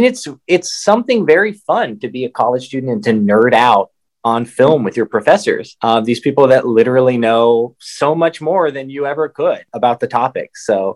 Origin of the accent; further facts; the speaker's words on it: Tulsa, Oklahoma, United States; moved away as an adult; I grew up in Tulsa, Oklahoma